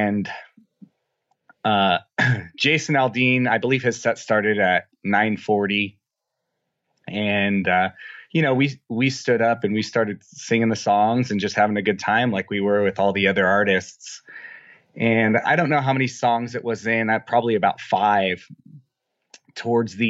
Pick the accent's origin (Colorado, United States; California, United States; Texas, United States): California, United States; Apple Valley; I'm from a little town, a sort of small town called Apple Valley. It's about 200 miles south of Las Vegas, just down I-15.